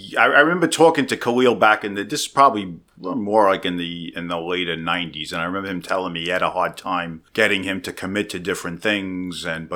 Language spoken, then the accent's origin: English; New York City, New York, United States; accent: Brooklyn; moved away as an adult; now in New Jersey, United States; I'm actually a bogus Jersey guy. I just moved out here 5 months ago. From where? I'm from Brooklyn.